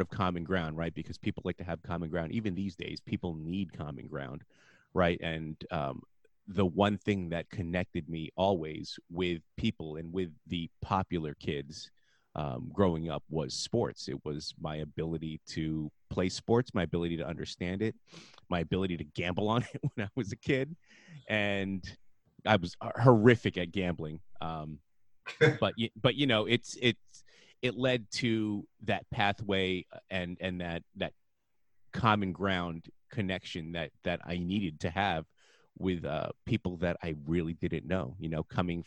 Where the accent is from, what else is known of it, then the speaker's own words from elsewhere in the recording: Livingston, New Jersey, United States; I grew up in a town called Livingston, New Jersey